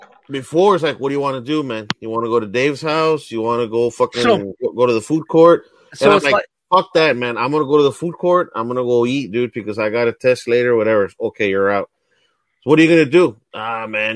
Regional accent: Texas, United States; I've been here though my whole life

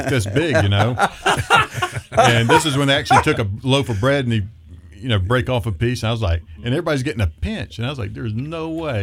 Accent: Boone, North Carolina, United States; also born or lived in Colorado; now in Idaho Falls, United States; we grew up in a place called Boone, North Carolina, which is it's up in the mountains

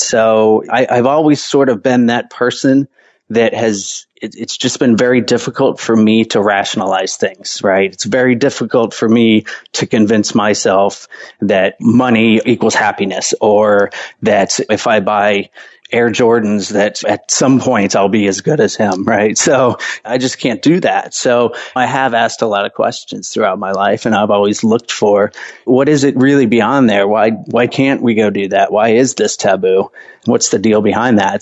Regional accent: Atlanta, Georgia, United States; I grew up in the suburbs of Atlanta, actually, you know, never really uh, left the country until after college

